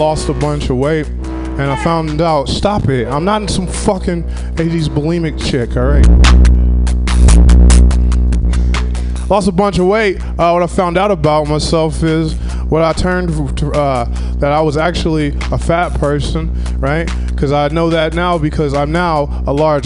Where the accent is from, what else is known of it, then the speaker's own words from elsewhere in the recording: Southern Illinois, United States; now in California, United States; I'm from Southern Illinois. Since I've been in California, I've been doing things that I didn't do back in Southern Illinois